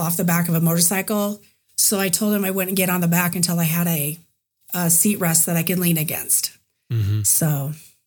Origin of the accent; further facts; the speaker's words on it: Des Moines, Iowa, United States; from Des Moines, Iowa